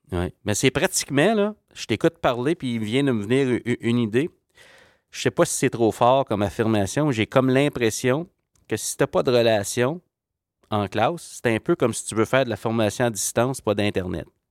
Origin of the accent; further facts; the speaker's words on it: Ontario, Canada; je viens de l'Ontario